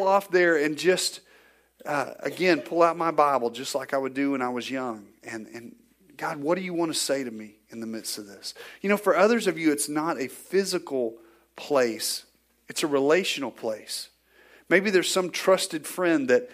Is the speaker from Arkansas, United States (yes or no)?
yes; Northwest Arkansas, United States; growing up in Northwest Arkansas, we raised cattle